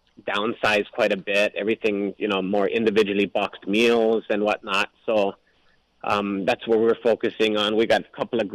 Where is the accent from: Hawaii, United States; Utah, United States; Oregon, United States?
Hawaii, United States; also born or lived in Portland / California; born and raised in Hawaii